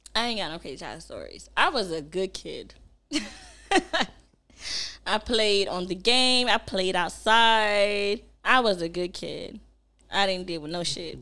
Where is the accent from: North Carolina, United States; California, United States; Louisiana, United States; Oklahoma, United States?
North Carolina, United States; Snow Hill; also born or lived in Kinston, North Carolina; growing up in Snow Hill